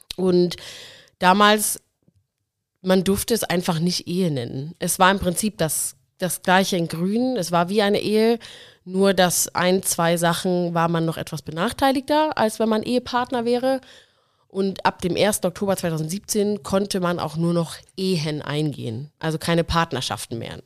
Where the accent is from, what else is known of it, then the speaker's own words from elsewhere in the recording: Nuremberg area, Bavaria, Germany; moved away; wohne jetzt wieder in Nürnberg, komme auch hier aus der Gegend